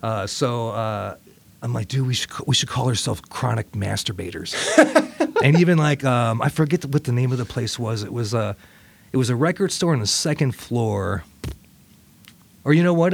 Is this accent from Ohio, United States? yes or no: yes; Toledo, Ohio, United States; moved away; also born or lived in Richmond, Virginia; I grew up in Toledo, Ohio moved to Richmond, Virginia